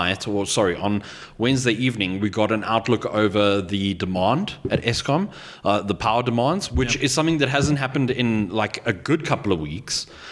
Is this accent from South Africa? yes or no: yes; South Africa; I, as a South African